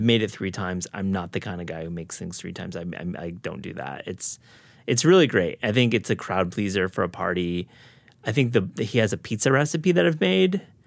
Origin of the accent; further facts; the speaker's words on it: Kalamazoo, Michigan, United States; moved away; also born or lived in New York City, United States; my hometown of Kalamazoo